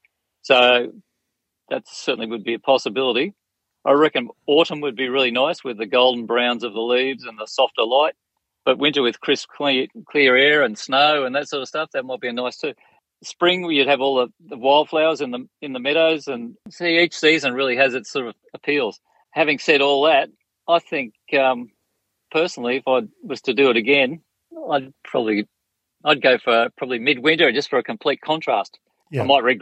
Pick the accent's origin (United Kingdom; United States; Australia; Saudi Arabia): Australia; As an Australian